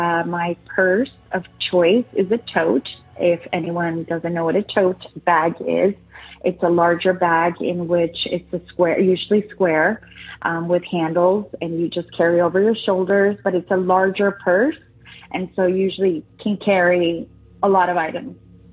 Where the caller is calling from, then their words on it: San Diego, California, United States; I'm calling back from San Diego, California.